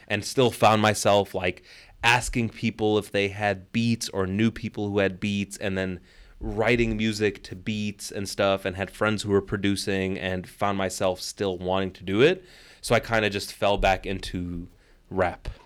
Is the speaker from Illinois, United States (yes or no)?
yes; Chicago, Illinois, United States; moved away as an adult; also born or lived in Kuwait / New York City / Dubai; to be back in my hometown, but on a different side of the city, far away from where I grew up